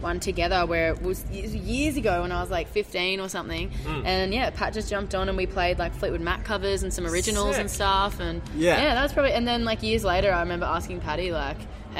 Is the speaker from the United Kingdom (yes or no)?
no; Sydney, New South Wales, Australia; in Sutherland Shire.